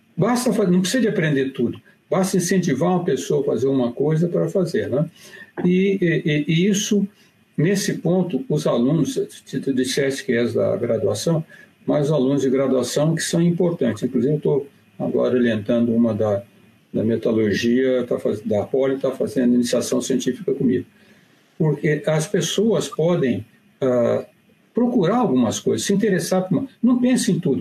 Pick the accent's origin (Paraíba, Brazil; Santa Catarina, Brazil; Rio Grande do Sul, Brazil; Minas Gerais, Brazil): Minas Gerais, Brazil; moved away; eu sou mineiro